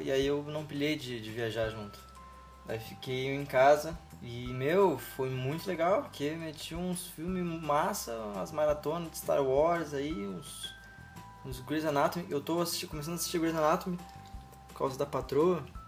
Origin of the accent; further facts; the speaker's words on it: Rio Grande do Sul, Brazil; eu sou daqui do Rio Grande do Sul